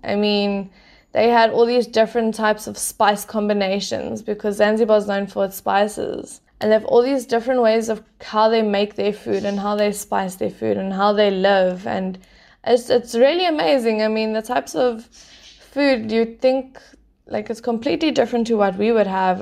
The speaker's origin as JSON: {"language": "English", "town": "Port Elizabeth", "region": "Eastern Cape", "country": "South Africa", "tie": "born or raised there", "also_born_or_lived": "Pretoria / Mozambique", "first_language": "English", "said": "I was born in Pretoria, raised in Bluewater Bay, Port Elizabeth in the Eastern Cape"}